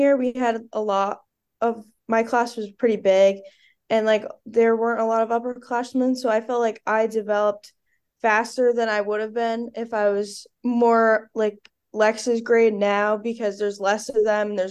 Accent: East Haven, Connecticut, United States; I'm a sophomore from East Haven, Connecticut

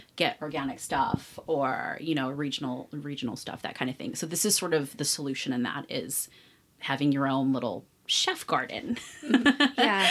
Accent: Berkeley, California, United States; now in Las Vegas, United States; Berkeley, where I'm from. I'm from the Bay Area, the East Bay

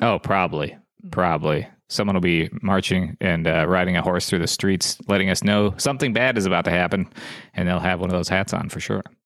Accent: South Dakota, United States; moved away; I grew up in South Dakota.

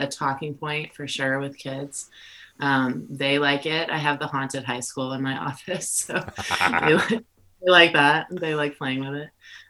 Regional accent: Bend, Oregon, United States; I'm 38 and I'm from Bend, Oregon in the United States

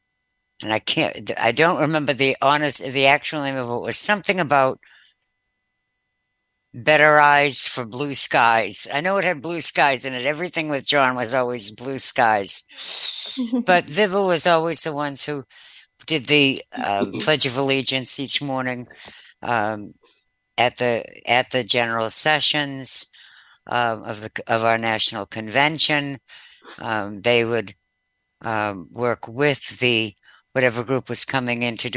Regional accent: Cambridge, Massachusetts, United States; moved away as an adult; now in Maryland, United States; I was born a half a mile from Harvard Square.

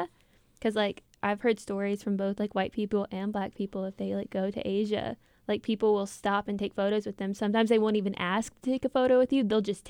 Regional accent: the South, United States; It's like we're from the South, but still.

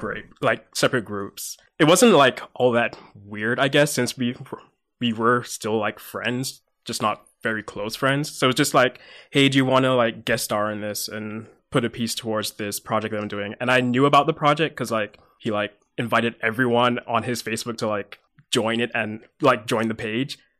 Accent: Mississauga, Ontario, Canada; also born or lived in London, England; Then I moved over here when I was eight, year two thousand-ish. Uh, moved to Mississauga

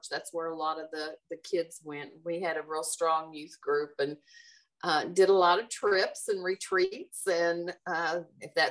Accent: Valley Station, Kentucky, United States; I am and graduated from Valley High. And uh, Valley Station is near and dear to me as well.

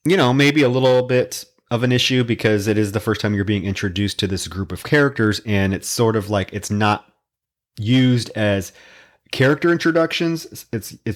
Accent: Davenport, Iowa, United States; I had one in my hometown. I grew up in Davenport, Iowa, across the Mississippi.

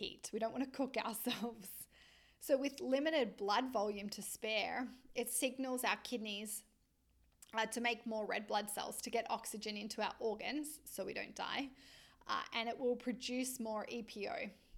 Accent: Australia; moved away as an adult; now in Vancouver, Canada; I am an Australian lizard, born and bred in the sunshine and the warmth

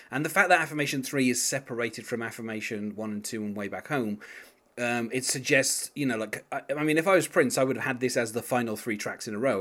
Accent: England, United Kingdom; being English like myself

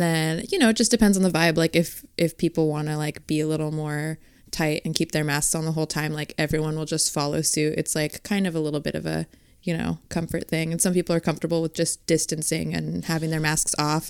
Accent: Fresno, California, United States; moved away as an adult; also born or lived in New York; I'm actually from Fresno, California

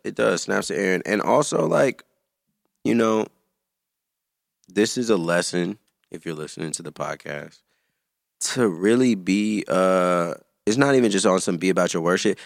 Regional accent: Antioch, California, United States; moved away as an adult; also born or lived in Chicago; I'm from the Bay Area.

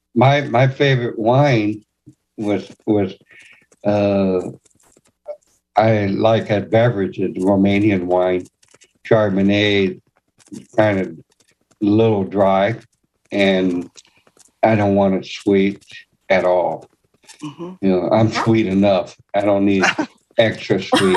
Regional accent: Los Angeles, California, United States; moved away as an adult; also born or lived in Wisconsin; now in San Antonio, United States; I was born in Wisconsin, lived there five years, gone to school there, and so on raised in California, in uh, LA for 48 years

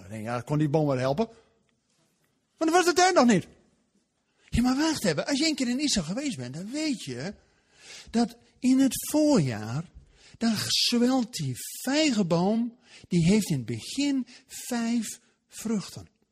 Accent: Netherlands; wij als Nederlanders

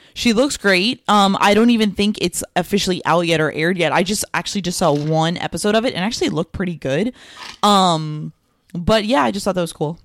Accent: Florida, United States; also born or lived in New York; I was born in New York. I moved to Florida when I was six.

